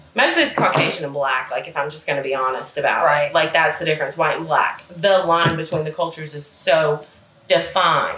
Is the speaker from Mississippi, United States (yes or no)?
yes; Mississippi, United States; moved away; which are very small towns because that's the town where I'm from.